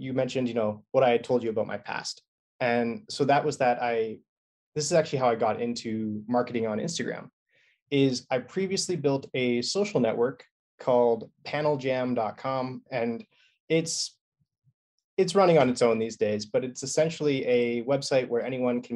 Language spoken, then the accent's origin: English; British Columbia, Canada; I'm Canadian.